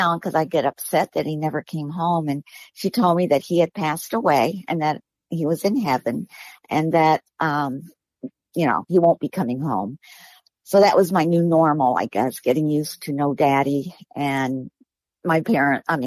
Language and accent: English; Miami, Florida, United States; I was born in Miami. I lived in a small little house with my mama and my dad and two siblings.